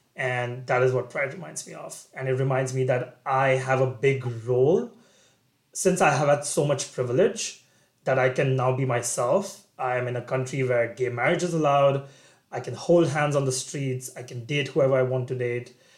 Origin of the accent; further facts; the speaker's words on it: Kolkata, West Bengal, India; moved away as an adult; also born or lived in Singapore; now in United States; So I grew up in India in a city called Kolkata, Calcutta in the east. And after 18 years of my life living with my parents